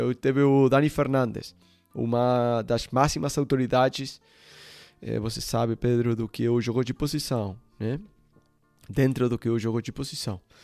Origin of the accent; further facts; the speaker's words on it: Uruguay; Portuguese is a second language; moved away as an adult; also born or lived in Ecuador / Barcelona; eu sou sul-americano, né? Eu, eu nasci no, no Uruguai